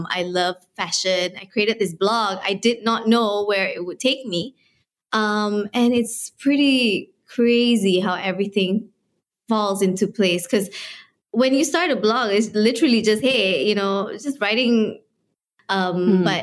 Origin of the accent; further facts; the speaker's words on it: Kuala Lumpur, Malaysia; so I was born and raised in Kuala Lumpur. It's the capital of Malaysia